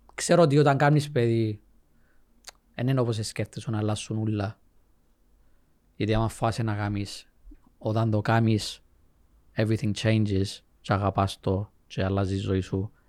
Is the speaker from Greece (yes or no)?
no; Cyprus; Greek is a second language; also born or lived in England; Ήμουν μητσής, ξέρεις, ε, εγώ δεν καταλαβαίνω να μιλήσει σχεδόν. Ήρθαμε Κύπρο.